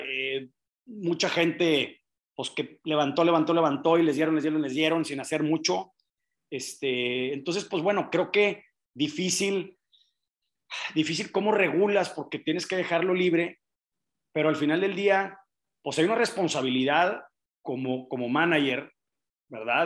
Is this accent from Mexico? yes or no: yes; Monterrey, Nuevo León, Mexico; yo nací en Monterrey, vengo de familia empresaria industrial, muy típico de los regiomontanos